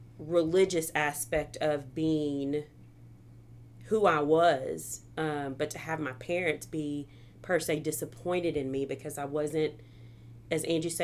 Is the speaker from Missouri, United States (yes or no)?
yes; Missouri, United States; now in Arkansas, United States; So, I guess you could say I'm from Missouri. I was an Army brat. But I came to Arkansas because I got a scholarship